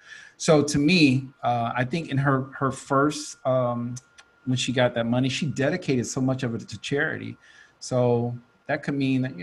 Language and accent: English; Atlanta, Georgia, United States; accent: Atlanta; leave my Atlanta accent alone.